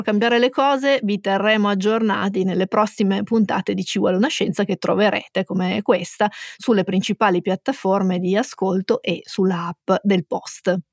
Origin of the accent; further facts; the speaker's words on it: Turin, Piedmont, Italy; noi siamo torinesi